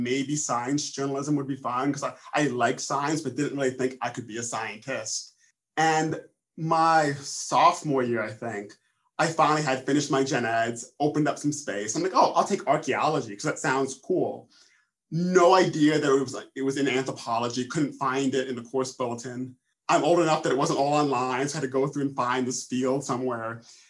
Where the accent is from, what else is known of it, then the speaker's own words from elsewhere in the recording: New York, United States; Westchester County, outside of New York City.